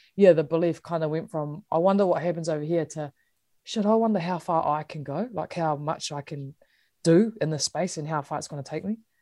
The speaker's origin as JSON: {"language": "English", "country": "New Zealand", "said": "being a Kiwi"}